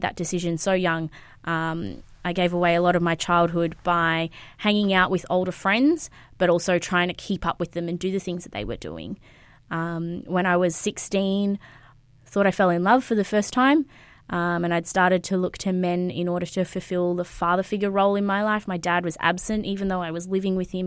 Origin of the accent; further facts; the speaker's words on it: Sunshine Coast, Queensland, Australia; moved away as an adult; also born or lived in Brisbane; I was born in Queensland, uh, Brisbane, actually, and I grew up on the Sunshine Coast